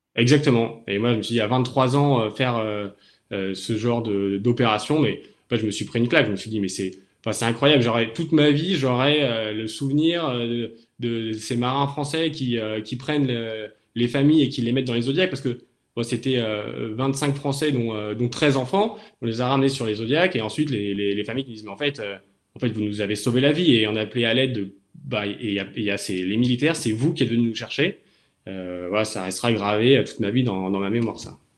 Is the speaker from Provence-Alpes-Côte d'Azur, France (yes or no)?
yes; Toulon, Provence-Alpes-Côte d'Azur, France; moved away as an adult; now in Cherbourg, France; J'ai grandi à Toulon, dans le sud de la France.